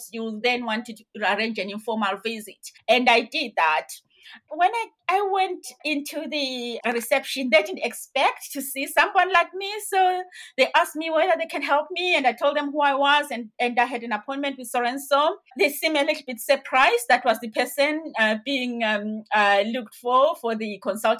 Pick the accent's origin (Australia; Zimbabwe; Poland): Zimbabwe; moved away; I am originally from Zimbabwe. So in Zimbabwe, the entry at the time to nursing was that you needed to be 17 and a half years.